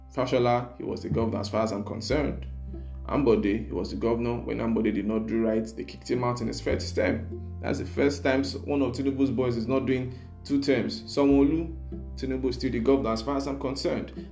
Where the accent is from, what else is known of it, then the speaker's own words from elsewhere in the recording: Nigeria; as Nigerian voters